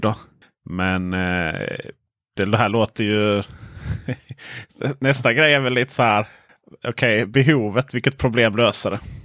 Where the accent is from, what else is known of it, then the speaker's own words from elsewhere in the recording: Blekinge, Sweden; jag är från Blekinge